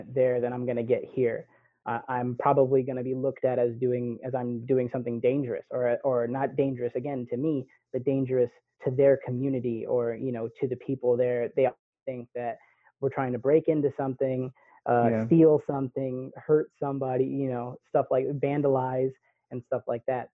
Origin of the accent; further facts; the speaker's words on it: Pittsburg, California, United States; I grew up here in the Bay Area, and you know, my dad did a really good job of keeping me from going places